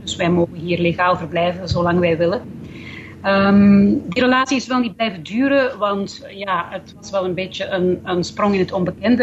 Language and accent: Dutch; Belgium; moved away as an adult; now in New Zealand; toen ik nog in België woonde